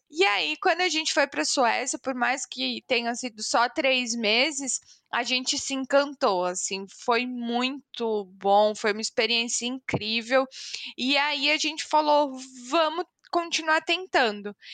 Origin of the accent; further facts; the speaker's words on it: São Paulo, Brazil; born there; accent: São Paulo; also born or lived in Curitiba; Eu nasci em São Paulo, toda a minha família é de lá. E aí, os últimos seis anos antes de vir pra cá foram em Curitiba.